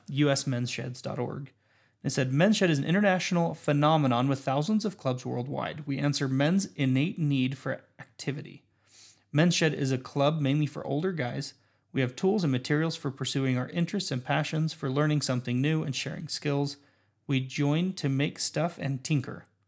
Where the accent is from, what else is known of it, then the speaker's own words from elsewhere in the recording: Windsor, Colorado, United States; I'm from Windsor, Colorado